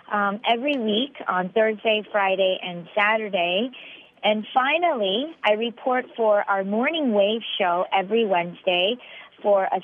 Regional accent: Seoul, South Korea; also born or lived in Texas, United States; now in Busan, South Korea; I'm a Korean American.

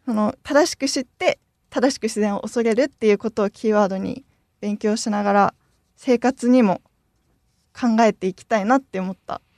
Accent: Sendai, Miyagi, Japan; moved away as an adult; now in Fukuoka, Japan; 私の出身が宮城県仙台市で、当時仙台市で東日本大震災を経験して

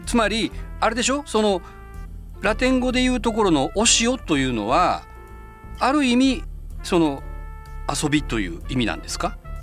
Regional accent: Fukuoka, Japan; also born or lived in Tokyo; 僕のようなすごいネイティブで福岡でずっと生まれ育って

